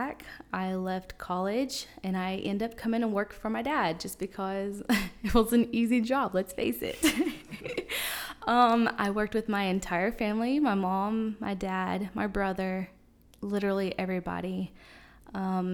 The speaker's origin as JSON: {"language": "English", "town": "Seymour", "country": "United States", "tie": "born or raised there", "also_born_or_lived": "Florida", "said": "I was born in Florida, but somehow made it here in Seymour in fourth grade. I grew up in Seymour schools"}